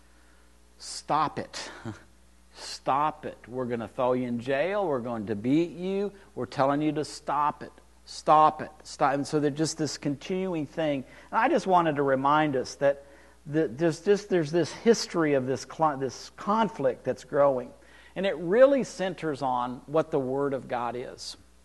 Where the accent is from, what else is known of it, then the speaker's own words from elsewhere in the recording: Amarillo, Texas, United States; I grew up in Amarillo